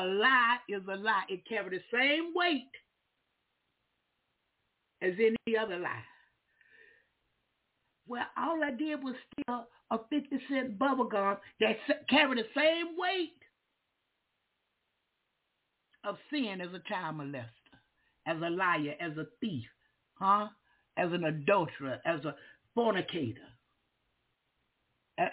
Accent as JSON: {"language": "English", "area": "Duval County", "region": "Florida", "country": "United States", "said": "I'm from Duval County"}